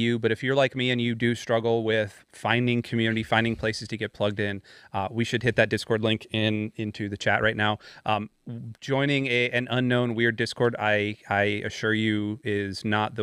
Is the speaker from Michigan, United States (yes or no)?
yes; Michigan, United States; I'm not Canadian, I'm from Michigan.